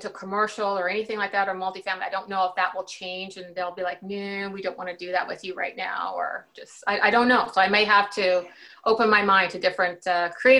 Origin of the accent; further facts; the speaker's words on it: Canada; my situation being Canadian